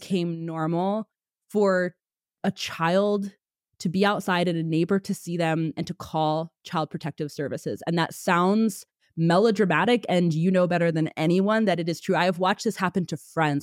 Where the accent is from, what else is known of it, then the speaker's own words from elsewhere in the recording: Pennsylvania, United States; now in Texas, United States; I'm from Pennsylvania. I now live in Texas